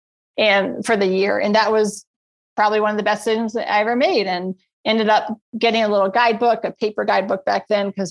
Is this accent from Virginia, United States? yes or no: yes; Virginia, United States; moved away as an adult; now in Colorado, United States; I grew up my entire life, 30 years, born and raised in Virginia